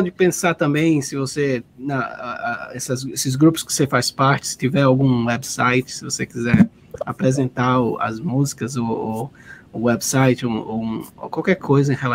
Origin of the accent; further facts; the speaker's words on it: Northeast Region, Brazil; sou do Nordeste